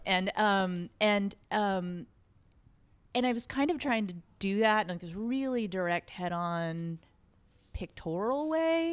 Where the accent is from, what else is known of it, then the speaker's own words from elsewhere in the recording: Fredericksburg, Texas, United States; also born or lived in Austin, Texas; I went to kindergarten through high school in this small town, uh, called Fredericksburg.